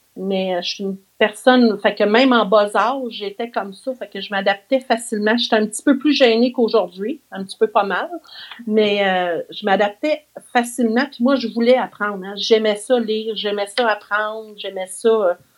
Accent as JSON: {"language": "French", "town": "Saint-Pierre-les-Becquets", "region": "Quebec", "country": "Canada", "tie": "born or raised there", "said": "je suis née en 1970 à Saint-Pierre-les-Béquets. C'est un petit village euh, pas trop loin de Trois-Rivières."}